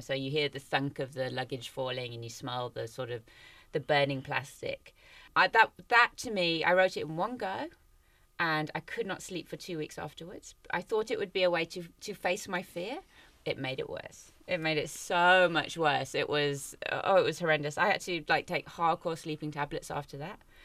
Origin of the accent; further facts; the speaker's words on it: Cape Town, Western Cape, South Africa; I'm from Cape Town